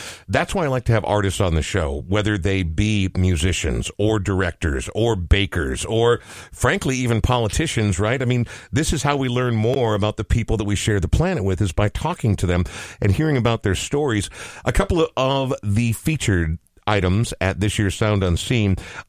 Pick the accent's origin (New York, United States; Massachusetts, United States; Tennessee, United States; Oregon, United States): Oregon, United States; Portland; I was born in Portland, Oregon.